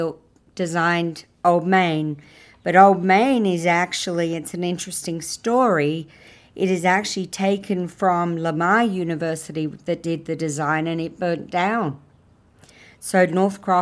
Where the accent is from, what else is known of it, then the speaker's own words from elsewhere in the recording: Australia; now in San Marcos, United States; I am Australian